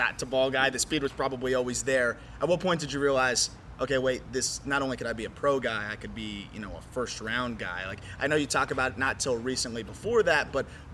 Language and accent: English; South Florida, United States; I grew up in South Florida.